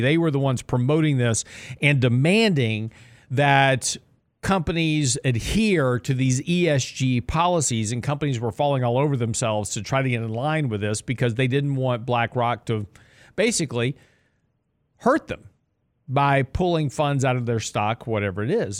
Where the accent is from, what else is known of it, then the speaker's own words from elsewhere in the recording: Lake Jackson, Texas, United States; I grew up in Lake Jackson, right on the coast of, uh, Texas, which is down by Freeport